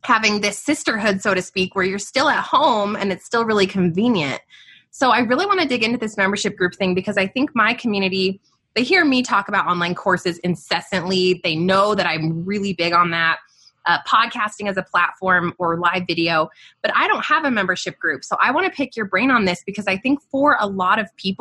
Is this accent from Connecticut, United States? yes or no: no; Albuquerque, New Mexico, United States; I'm born and raised in Albuquerque, New Mexico, outside of the city right here.